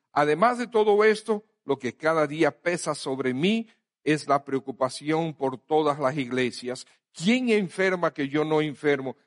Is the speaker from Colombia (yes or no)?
no; Dominican Republic; somos dominicanos